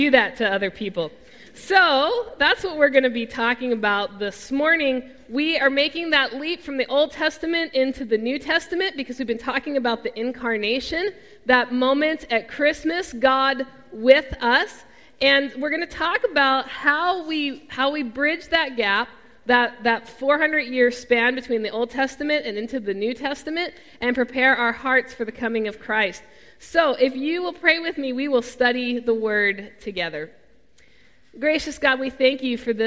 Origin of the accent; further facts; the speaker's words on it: Mid-Atlantic, United States; I'm from the Mid-Atlantic, born just south of the Mason-Dixon line